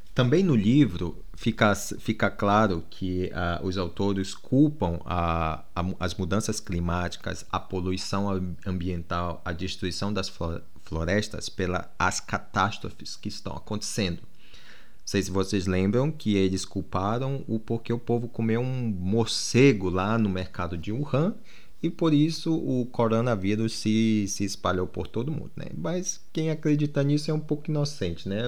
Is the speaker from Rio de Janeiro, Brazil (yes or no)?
no; Amazonas, Brazil; also born or lived in Manaus; now in United Kingdom; eu nasci no Amazonas, para quem não sabe, e morei lá até 2007